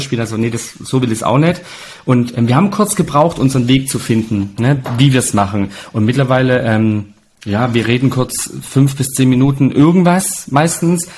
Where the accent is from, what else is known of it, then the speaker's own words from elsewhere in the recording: Italy; als Italiener, klar, trinkst du Rotwein und Weißwein, weil ähm, Opa hat ja selber Wein gemacht